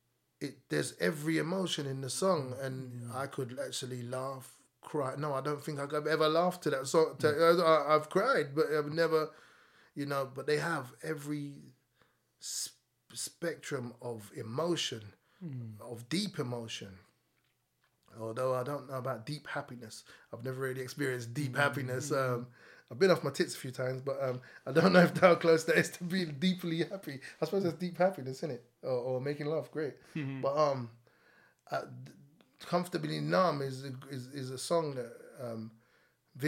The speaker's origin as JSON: {"language": "English", "region": "London", "country": "United Kingdom", "tie": "born or raised there", "said": "I grew up in Packet and Estate, which is Islington."}